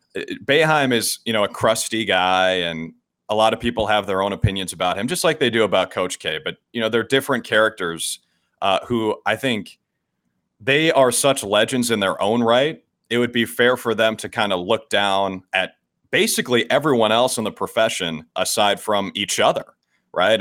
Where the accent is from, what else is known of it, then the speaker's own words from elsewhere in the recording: Minnesota, United States; moved away; I grew up in Minnesota